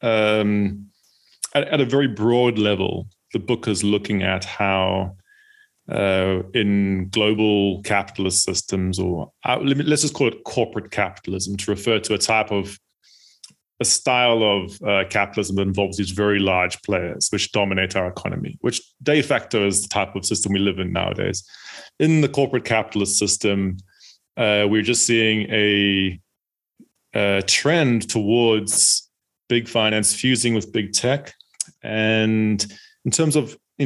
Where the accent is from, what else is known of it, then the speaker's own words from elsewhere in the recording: South Africa; now in United Kingdom; I'm from South Africa originally, and but then I, at some point, moved to the UK